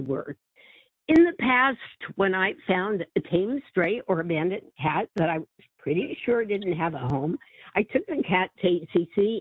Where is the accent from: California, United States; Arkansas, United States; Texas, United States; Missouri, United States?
California, United States; San Francisco; a native of San Francisco and have always been very proud of my city